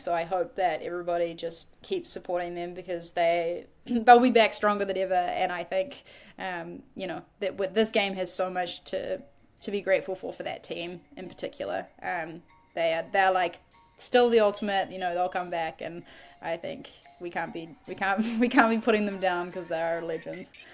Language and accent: English; New Zealand; as a New Zealander.